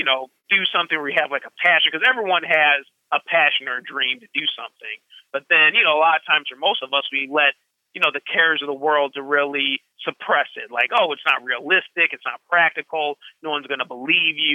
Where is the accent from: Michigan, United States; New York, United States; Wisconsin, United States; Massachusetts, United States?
Wisconsin, United States; Madison; moved away as an adult; also born or lived in Thailand; now in Chicago, United States; I had a very Bill Cosby kind of background growing up in Madison